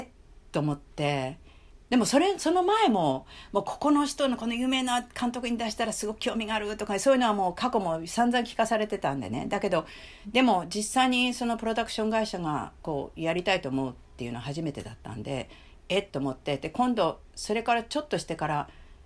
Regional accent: Japan; moved away; also born or lived in United States; 私はあの子供の頃から日本に住んでそしてアメリカに行った

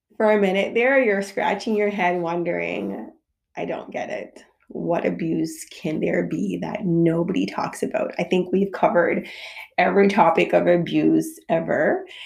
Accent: Jamaica; I'm a Jamaican mother

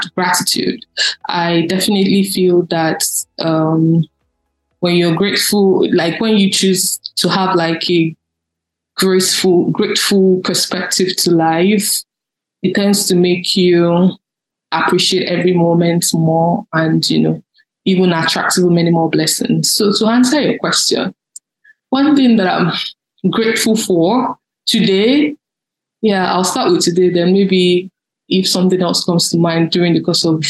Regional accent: Lagos, Nigeria; also born or lived in Oyo State, Nigeria; I grew up in a suburban part of Lagos known as Agege

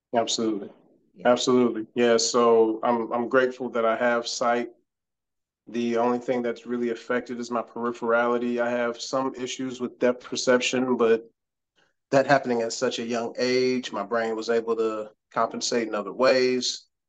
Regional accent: Cleveland, Ohio, United States; moved away as an adult; now in Houston, United States; I'm from Cleveland, Ohio. Okay. Born and raised, proud

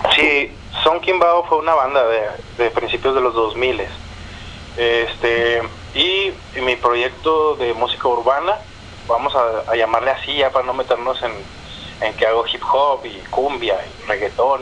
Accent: Chihuahua, Mexico; moved away as an adult; yo crecí en Chihuahua, ah, en el noroeste de México

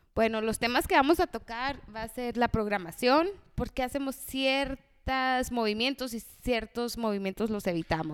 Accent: Mexico; como buen mexicano

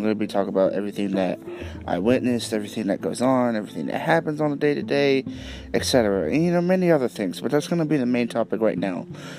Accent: Charleston, West Virginia, United States; I am 21 years old. I am from Charleston, West Virginia area.

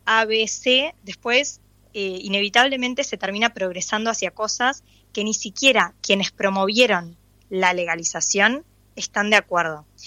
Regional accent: Uruguay; como uruguaya

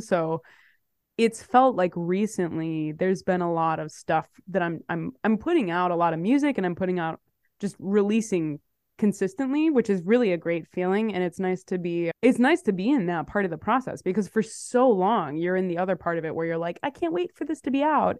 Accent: Chicago, Illinois, United States; moved away as an adult; now in New York, United States; I'm from Chicago. I moved to New York in twenty sixteen. I've been in New York since then

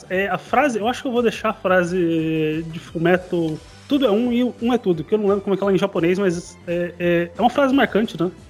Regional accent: Campo Grande, Mato Grosso do Sul, Brazil; tenho 26 anos, eu sou de Campo Grande, morei aqui a minha vida inteira.

